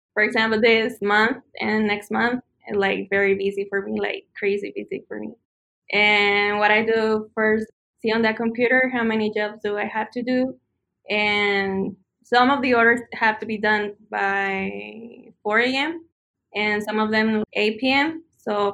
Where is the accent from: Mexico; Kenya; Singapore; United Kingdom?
Mexico; moved away as an adult; also born or lived in Texas, United States; now in Utah, United States; I was born in Texas, but I grew up in Mexico. Then I think it was like 3 years ago, I moved to the States.